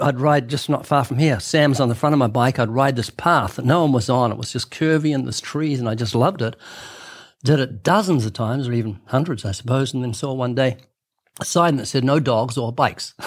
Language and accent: English; New Zealand; moved away; my home country of New Zealand.